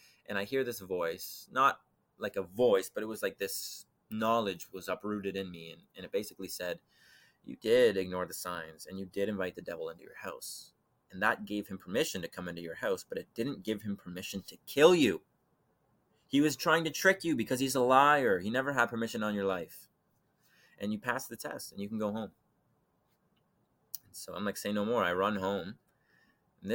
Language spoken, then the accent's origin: English; Canada; I heard about the story of Jesus from growing up in Canada